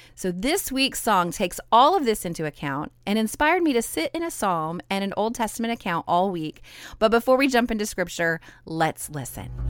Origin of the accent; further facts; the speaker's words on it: Idaho, United States; also born or lived in southern Louisiana; now in Louisiana, United States; I'm a Cajun girl living in southern Louisiana, but I was born and raised in Idaho.